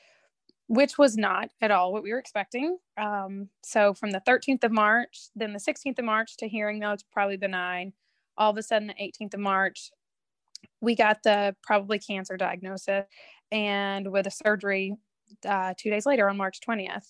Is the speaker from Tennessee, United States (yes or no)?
yes; Tennessee, United States; moved away as an adult; also born or lived in North Carolina / upstate New York; now in New York, United States; I am was born and raised in Tennessee